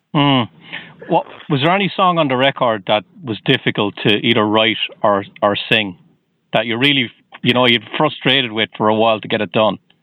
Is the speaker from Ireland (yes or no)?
yes; Waterford, Munster, Ireland; now in Boston, United States; I'm originally from Waterford in Southern Ireland.